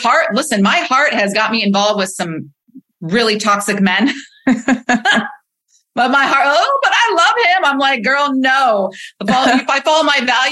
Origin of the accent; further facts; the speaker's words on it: Midwest, United States; I was raised in the Midwest